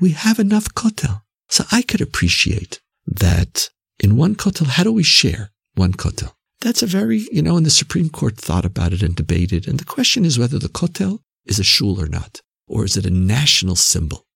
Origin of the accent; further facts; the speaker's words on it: Canada; Canadian Jews, as we Canadians know, are very sensitive when we're called American